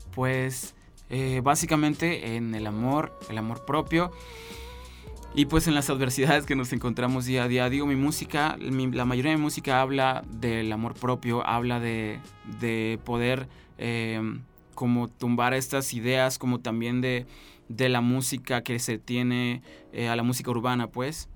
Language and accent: Spanish; San Luis Potosí, Mexico; Yo soy un potosino que hace música independiente en el estado